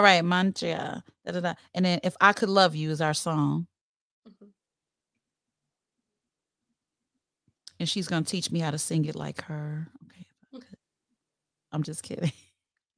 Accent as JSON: {"language": "English", "town": "Chicago", "region": "Illinois", "country": "United States", "said": "I'm from Chicago."}